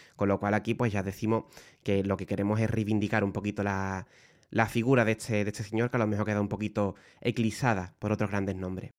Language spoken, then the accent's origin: Spanish; Puerto Real, Andalusia, Spain; Pater y yo somos de Puerto Real, como ya he dicho antes, nos hemos criado muy cerquita de Cádiz